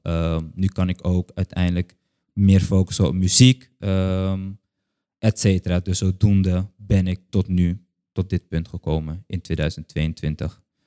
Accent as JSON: {"language": "Dutch", "country": "Curaçao", "said": "ik een kind ben van Curaçao"}